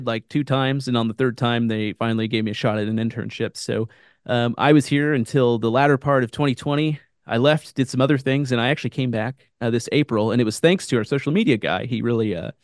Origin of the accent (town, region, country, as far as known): Kansas City, United States; now in Branson, United States